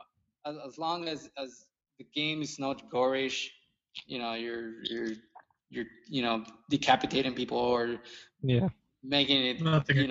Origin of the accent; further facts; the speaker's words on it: Mexico; now in San Antonio, United States; I grew up in Mexico